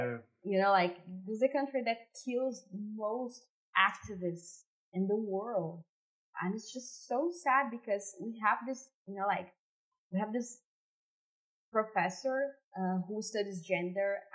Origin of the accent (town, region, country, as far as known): Brazil; English is a second language; also born or lived in São Paulo, Brazil